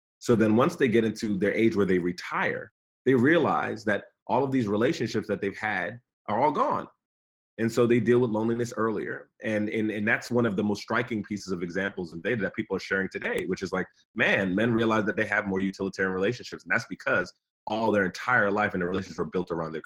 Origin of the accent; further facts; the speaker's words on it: New York City, New York, United States; I come from, you know, Nigerian immigrants, came in the late 70s. I was born in Brooklyn, New York, and raised